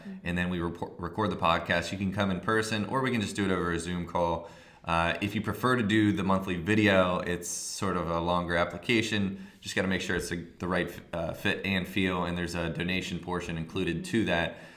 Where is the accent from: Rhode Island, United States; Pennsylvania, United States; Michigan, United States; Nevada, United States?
Pennsylvania, United States; outside of Philadelphia; now in Philadelphia, United States; I'm from outside of Philly.